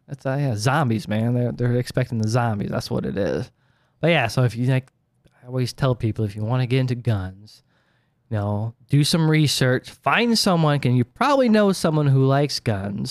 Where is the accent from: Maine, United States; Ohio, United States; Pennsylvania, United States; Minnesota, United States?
Ohio, United States